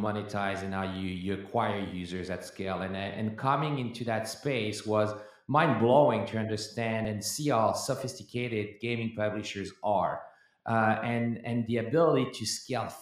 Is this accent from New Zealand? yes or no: no; France; now in United States; I was born and raised in France